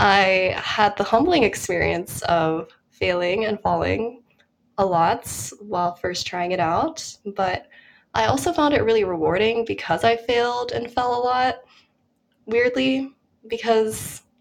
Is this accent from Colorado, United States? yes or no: yes; Colorado, United States; moved away as an adult; also born or lived in Minnesota; now in New York, United States; I'm from Colorado, so basically everyone does a snow sport there. It's kind of, it's integrated into your education when you're in elementary school